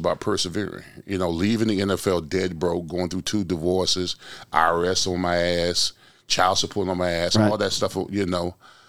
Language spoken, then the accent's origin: English; Orlando, Florida, United States; I grew up in Orlando, Pine Hills.